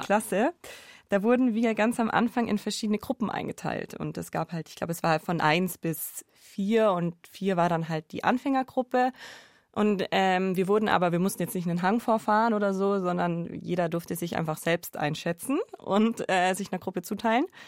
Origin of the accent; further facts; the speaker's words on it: Allgäu, Bavaria, Germany; Ich bin im Allgäu aufgewachsen